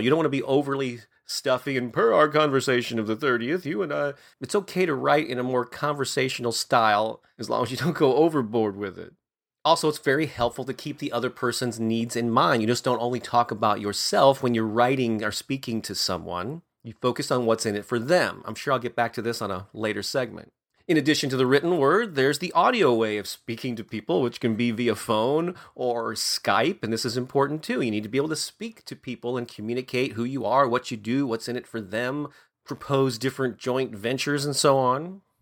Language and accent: English; St. Louis, Missouri, United States; in my hometown of Saint Louis